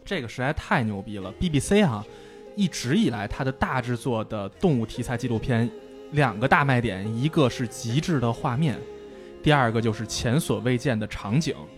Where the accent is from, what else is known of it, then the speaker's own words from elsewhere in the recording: Beijing, China; 我因为是北京人嘛